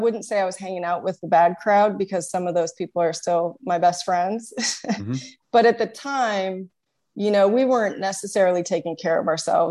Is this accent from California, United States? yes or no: yes; California, United States; also born or lived in Redwood City; I was born and raised in California